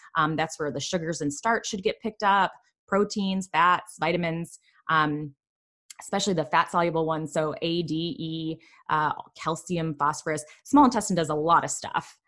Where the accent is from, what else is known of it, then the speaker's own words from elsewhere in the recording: Michigan, United States; I'm from Michigan